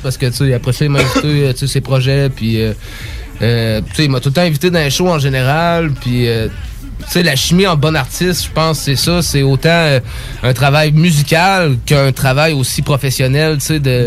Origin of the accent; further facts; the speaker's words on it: Sainte-Apolline-de-Patton, Quebec, Canada; on vient de Sainte-Apolline, puis saint euh, Sainte-Apolline de Patton